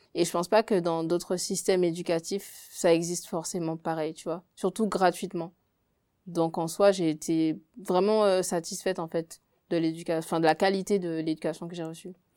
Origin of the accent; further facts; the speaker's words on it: Guadeloupe; moved away as an adult; now in France; je suis guadeloupéenne parce que c'est deux cultures qui sont vraiment à part et même euh, c'est là où habite ma famille, c'est là où j'ai grandi